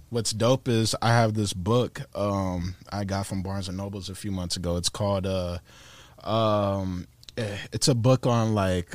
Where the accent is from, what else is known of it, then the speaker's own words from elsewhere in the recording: Tampa, Florida, United States; I'm from Tampa